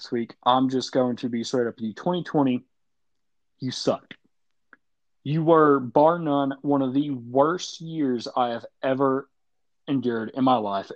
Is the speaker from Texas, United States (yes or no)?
no; near Nashville, the South, Tennessee, United States; I'm from the area. I'm not from Nashville, but I'm in that region of the South